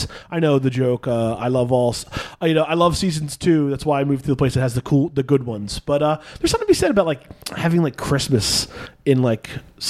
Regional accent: Northeast, United States; moved away; I grew up in the East Coast and the Northeast.

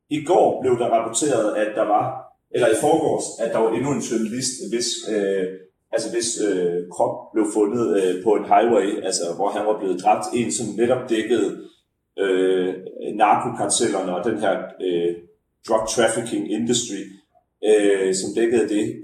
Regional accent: Denmark; som dansker

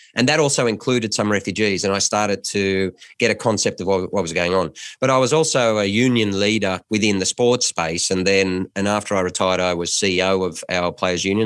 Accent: Lismore, New South Wales, Australia; moved away; I come from Lis Moore.

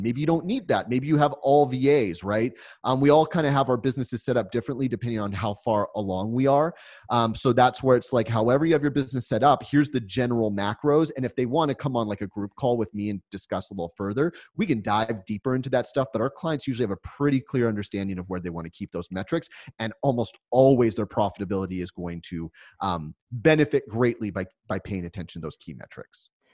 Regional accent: United States; being an American

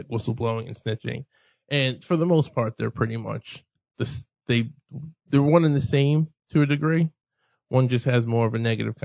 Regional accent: New York, United States; us New Yorkers

